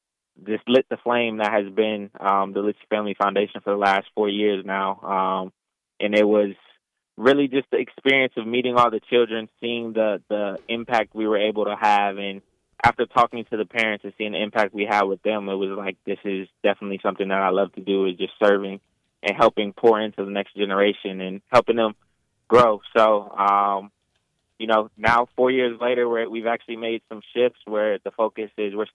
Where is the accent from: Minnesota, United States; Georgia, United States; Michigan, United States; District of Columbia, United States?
District of Columbia, United States; Washington; now in Illinois, United States; Originally, I am from Washington, D.C. However, I've moved around a lot. So lived in 5 different states, Illinois being the 5th.